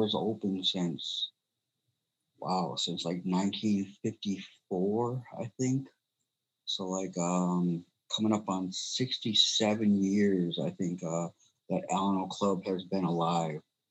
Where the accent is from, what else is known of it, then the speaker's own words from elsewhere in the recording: Mille Lacs, Minnesota, United States; I grew up in Mille Lacs. So pretty much my whole life I've been in Minnesota.